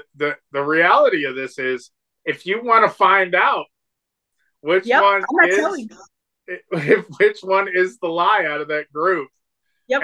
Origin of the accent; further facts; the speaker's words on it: Cleveland, Ohio, United States; also born or lived in Pittsburgh, Pennsylvania; I was born in Pittsburgh and moved here when I was young